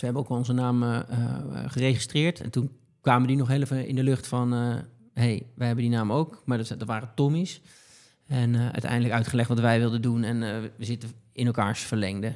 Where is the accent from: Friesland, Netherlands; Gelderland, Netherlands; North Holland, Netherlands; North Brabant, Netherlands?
Gelderland, Netherlands; Betuwe; moved away as an adult; now in Haarlem, Netherlands; ik, kom uit de Betuwe